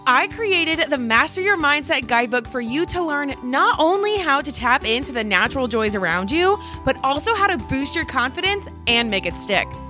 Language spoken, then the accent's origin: English; Ohio, United States; moved away as an adult; also born or lived in New Jersey / Texas; now in Charleston, United States; we grew up in Ohio